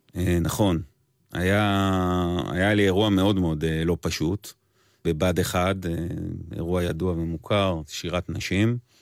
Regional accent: Erez, Southern District, Israel; גדלתי בקיבוץ ארז

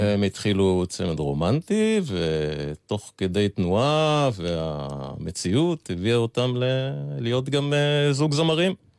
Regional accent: Tel Aviv, Tel Aviv District, Israel; וב-54 הם חזרו לארץ, והקימו בית בשכונת אפקה בתל אביב, שם גדלנו.

